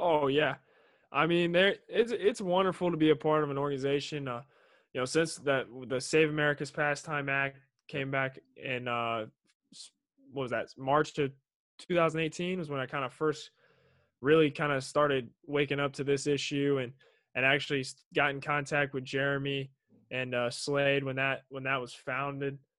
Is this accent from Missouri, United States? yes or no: yes; Kansas City, Missouri, United States; I'm from Kansas City